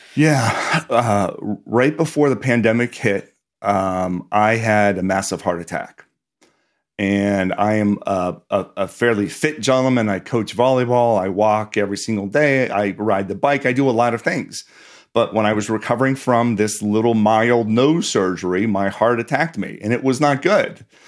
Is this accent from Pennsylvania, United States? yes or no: yes; Pittsburgh, Pennsylvania, United States; I grew up in Pittsburgh, did not come from a family with a lot of money